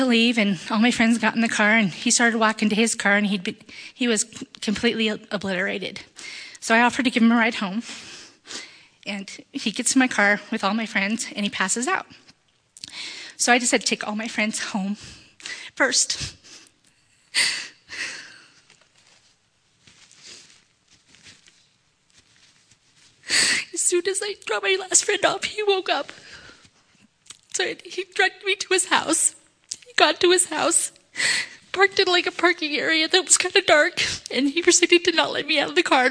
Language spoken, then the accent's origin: English; Prineville, Oregon, United States; also born or lived in Bend, Oregon; Born in Bend, moved to Prineville when I was six, graduated from Cook County High School in 1987